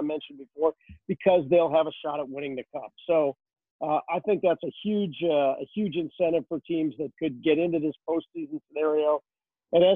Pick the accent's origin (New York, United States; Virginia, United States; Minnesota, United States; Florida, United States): Minnesota, United States; moved away; I grew up in Minnesota